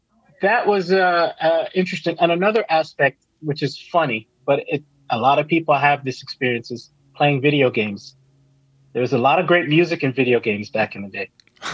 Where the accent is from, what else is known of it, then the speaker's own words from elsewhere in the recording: Miami, Florida, United States; also born or lived in Jamaica; 6 months in Miami, 6 months in Jamaica every year.